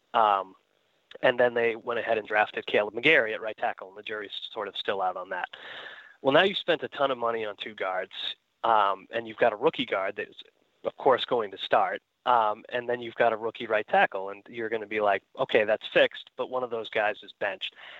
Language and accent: English; New England, United States; growing up in New England, of all places